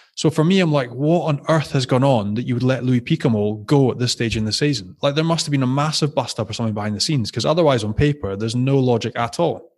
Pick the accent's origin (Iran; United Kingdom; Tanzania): United Kingdom; Scotland; being Scottish